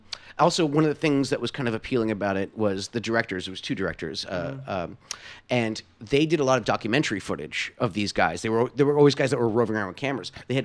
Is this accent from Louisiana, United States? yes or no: no; New York, United States; I'm from New York